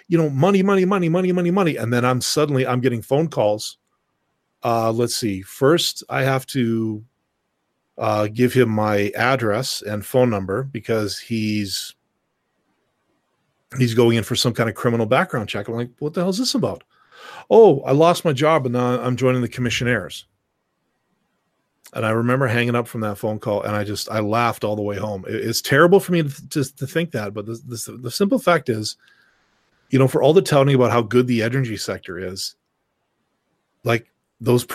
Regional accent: Canada

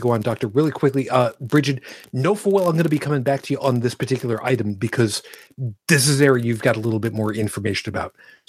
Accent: West Babylon, New York, United States; moved away; also born or lived in Brooklyn, New York; I lived down there most of my life. I was born in Brooklyn. I was raised in West Babylon. I was, you know, my father was a beat cop in Farmingdale.

